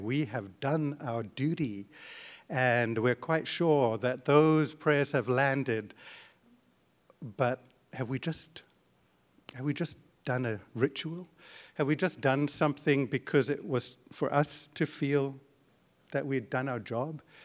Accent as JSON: {"language": "English", "country": "Zimbabwe", "tie": "born or raised there", "moved": "as an adult", "lives_now": "Canada", "said": "my wife and I were born in Zimbabwe, and, uh, grew up there"}